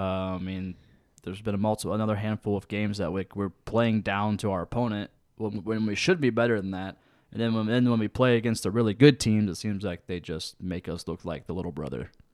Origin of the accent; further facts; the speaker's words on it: Lancaster, United States; I grew up out in Lancaster.